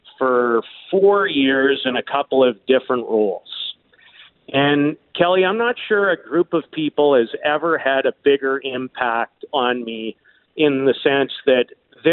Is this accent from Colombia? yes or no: no; Saskatoon, Saskatchewan, Canada; when I was growing up in Saskatoon, I was 12 years old